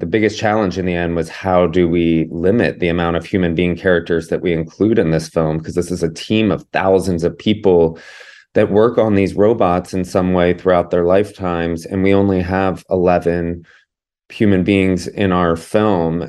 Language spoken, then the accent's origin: English; Georgia, United States; I grew up in Georgia